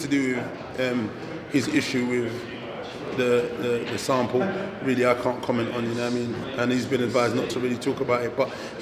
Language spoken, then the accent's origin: English; United Kingdom; as a British guy